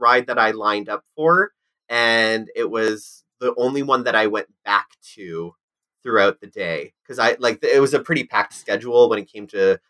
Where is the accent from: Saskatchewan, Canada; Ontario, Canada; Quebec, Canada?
Ontario, Canada; Canada's Wonderland; I grew up on Canada's Wonderland